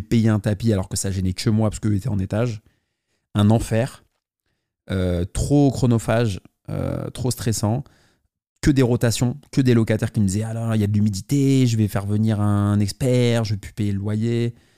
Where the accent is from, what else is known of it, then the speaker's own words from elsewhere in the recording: Paris, Île-de-France, France; je suis parisien